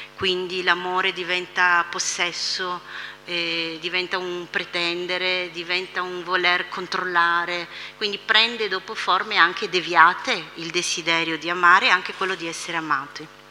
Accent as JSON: {"language": "Italian", "country": "Italy", "tie": "born or raised there", "said": "per noi che siamo nati in Italia, tutti all'interno di una tradizione cristiana"}